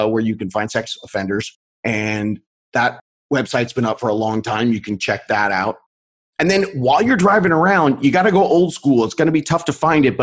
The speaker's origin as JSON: {"language": "English", "town": "Long Beach", "region": "California", "country": "United States", "tie": "born or raised there", "said": "out here in Southern California, we sell homes near the area where I grew up in Long Beach"}